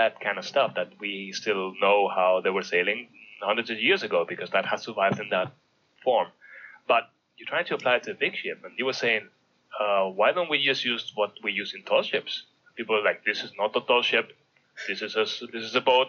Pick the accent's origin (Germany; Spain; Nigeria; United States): Spain; Mallorca, Balearic Islands; I grew up in Mallorca